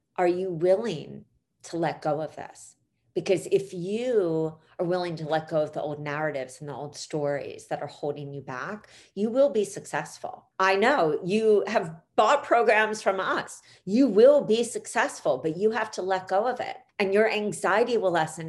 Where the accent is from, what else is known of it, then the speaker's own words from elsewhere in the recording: Philadelphia, Pennsylvania, United States; in Philly, which is where I grew up on Broad Street